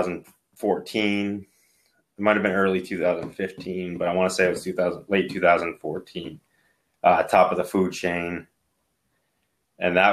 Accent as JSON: {"language": "English", "region": "Maine", "country": "United States", "said": "I was from Maine"}